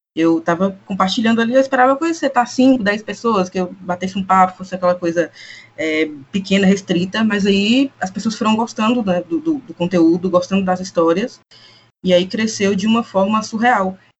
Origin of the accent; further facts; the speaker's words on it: interior of Bahia, Brazil; sou do interior da Bahia